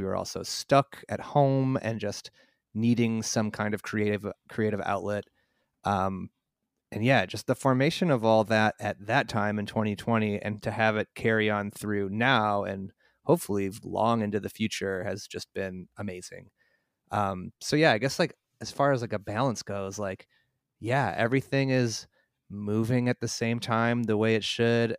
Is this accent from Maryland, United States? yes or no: no; Mundelein, Illinois, United States; I grew up in a town called Mundelein, north of Chicago.